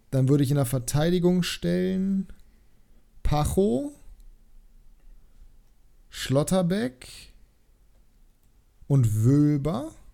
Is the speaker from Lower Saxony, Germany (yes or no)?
no; Bremen, Germany; das als Bremer, Junge, ekelhaft.